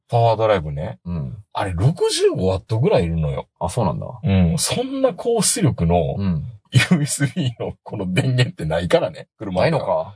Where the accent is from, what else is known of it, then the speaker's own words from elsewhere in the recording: Kansai, Japan; 僕は関西の人